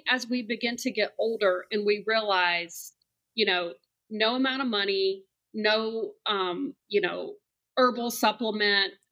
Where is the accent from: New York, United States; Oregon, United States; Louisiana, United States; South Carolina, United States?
South Carolina, United States; Columbia; moved away as an adult; also born or lived in Charleston, South Carolina; now in Atlanta, United States; Yeah. So I'm originally from Columbia, South Carolina. Okay. Um, grew up there and then went to the College of Charleston.